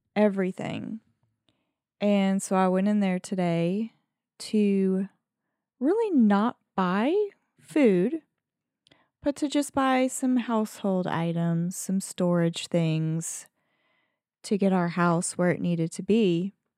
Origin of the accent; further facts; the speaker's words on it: Southern, United States; accent: Southern; I get more Southern in my accent